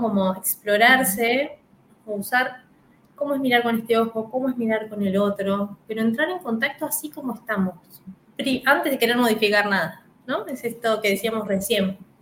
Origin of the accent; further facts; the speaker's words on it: Mercedes / Trenque Lauquen, Buenos Aires Province, Argentina; now in Buenos Aires, Argentina; la provincia de Buenos Aires, acá en Argentina, que es Mercedes y Trenquelauquen. Es mi ciudad natal